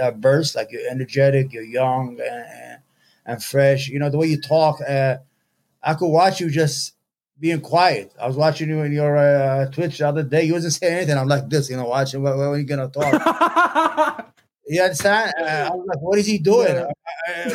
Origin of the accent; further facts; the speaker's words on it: New York City, New York, United States; also born or lived in Yemen; I was growing up in the United States because... when I first came here, I was 9 years old